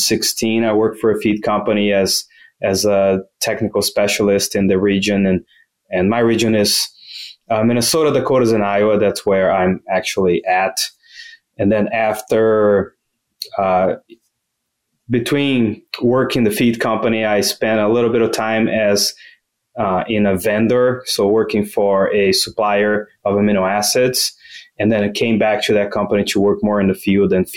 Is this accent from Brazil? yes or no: yes; Brazil; moved away as an adult; also born or lived in Louisiana, United States / New Hampshire, United States; now in United States; I am originally from Brazil